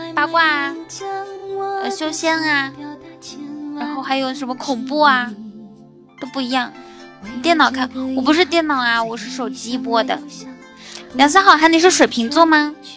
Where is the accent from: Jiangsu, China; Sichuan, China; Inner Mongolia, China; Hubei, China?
Inner Mongolia, China; 在家里面啊。内蒙古。